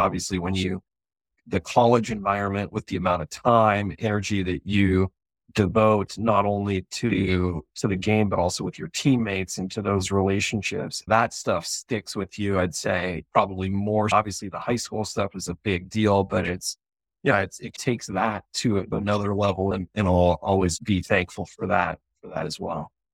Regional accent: Colorado, United States; moved away as an adult; growing up in Colorado

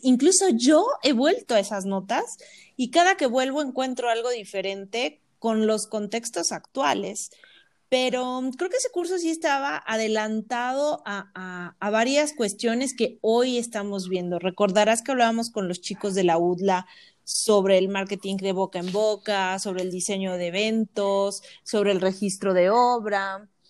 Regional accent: Tlaxcala, Mexico; also born or lived in Puebla / Mexico City / Philadelphia; estudié en Puebla, soy de Tlaxcala, pero estudié en Puebla

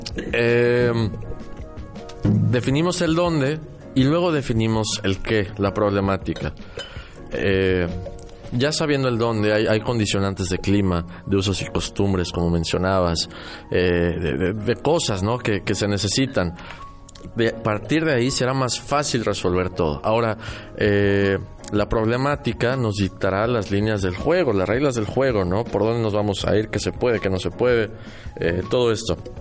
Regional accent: Mexico City, Mexico; also born or lived in Querétaro; now in Mérida, Mexico; yo nací en la Ciudad de México, viví muchos años en Querétaro. Hace 10 años vivo aquí

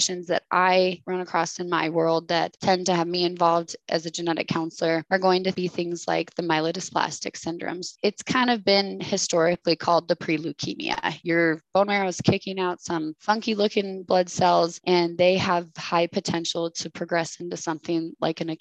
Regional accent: Colorado, United States; I am based out of Colorado, out of Denver. I was actually born and raised in Colorado as well.

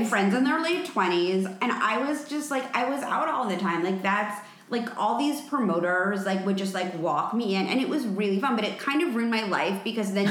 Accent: New York City, New York, United States; I grew up in New York City

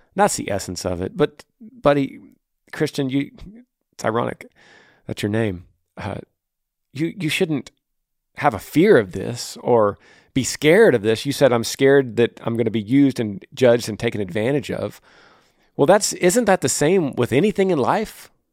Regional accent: Texas, United States; my home state of Texas

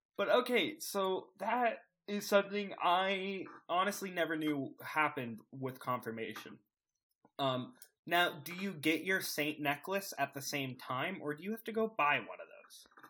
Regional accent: the Bible Belt, the South, United States; growing up in the Bible, Bi-, Bible Belt, in the Bible Belt

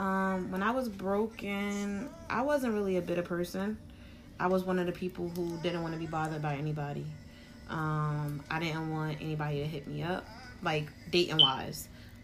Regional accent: Jersey City, New Jersey, United States; Sometimes it's from just growing up in Jersey City, seeing certain shit.

